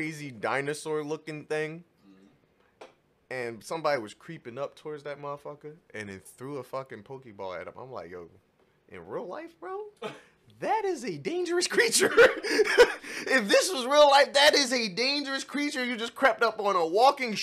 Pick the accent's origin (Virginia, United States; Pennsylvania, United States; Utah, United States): Pennsylvania, United States; Philadelphia; I'm from Philly